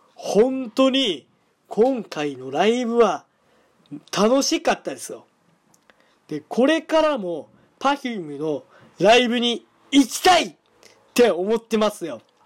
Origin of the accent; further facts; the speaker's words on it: Hyogo, Japan; 僕の出身地は、兵庫県でーす